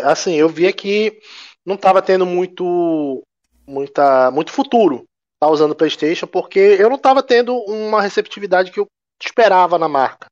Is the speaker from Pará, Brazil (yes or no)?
yes; Belém, Pará, Brazil; now in Manaus, Brazil; atualmente eu sou, eu moro em Manaus, mas eu não sou nascido aqui. Eu sou nascido em Belém, né, estado do Pará